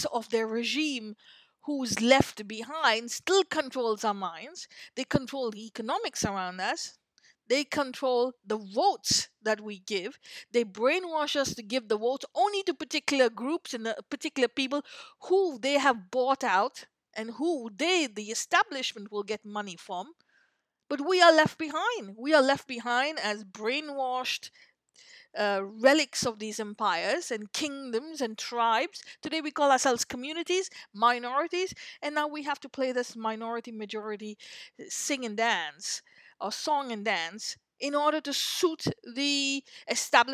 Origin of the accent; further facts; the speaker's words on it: India; moved away; I'm still an Indian citizen. I was an Indian citizen, not anymore. When we went to school, we were Indian citizens